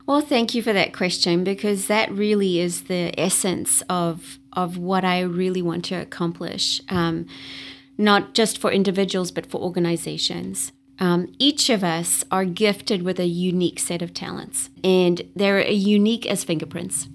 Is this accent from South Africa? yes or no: yes; Durban, KwaZulu-Natal, South Africa; moved away as an adult; now in United States; I was born in Durban, South Africa, which is along the East Coast